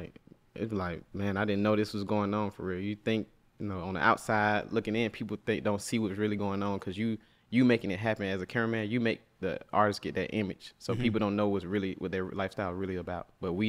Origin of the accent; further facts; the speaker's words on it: Atlanta, Georgia, United States; I'm from Atlanta.